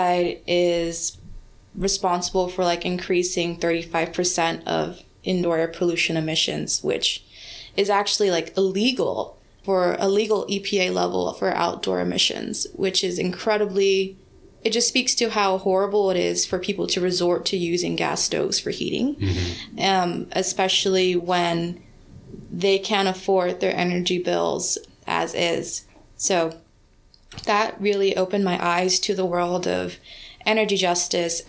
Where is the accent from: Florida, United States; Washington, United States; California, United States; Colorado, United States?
California, United States; Los Angeles; I grew up in South Central Los Angeles